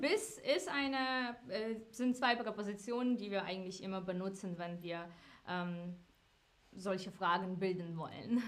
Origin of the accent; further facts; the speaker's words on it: Ukraine; German is a second language; now in Frankfurt, Germany; Ursprünglich komme ich aus der Ukraine